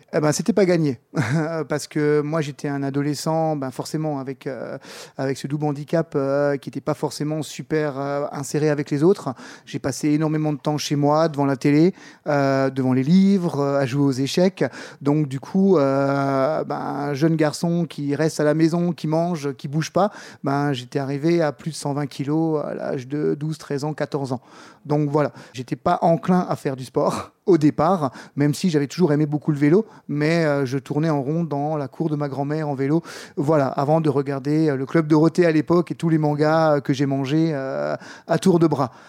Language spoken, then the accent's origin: French; Strasbourg, Grand Est, France; j'ai coaché pendant 10 ans en tant que coach MMA dans un club euh, chez nous à Strasbourg